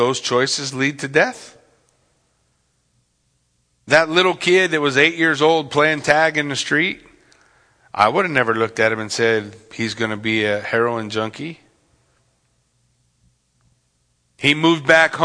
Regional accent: Yucaipa, California, United States; I grew up in Yucaipa in California.

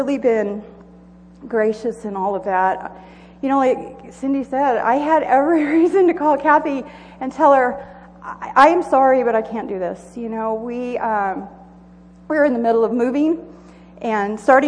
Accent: Southern California, United States; moved away as an adult; also born or lived in Joshua Springs; now in Idaho, United States; I grew up in Southern California, in the desert

